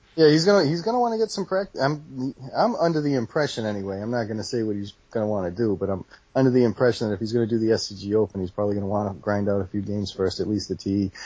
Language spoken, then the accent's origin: English; Massachusetts, United States; I'm from Massachusetts